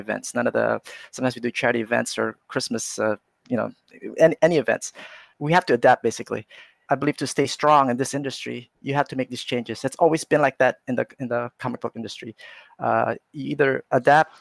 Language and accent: English; California, United States; moved away; I grew up in California, so I was going to college in California